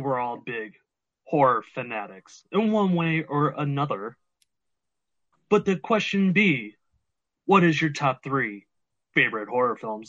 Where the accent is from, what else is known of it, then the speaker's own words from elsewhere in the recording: Cleveland, Ohio, United States; I am from Cleveland, the land where the Browns will finally win a Super Bowl.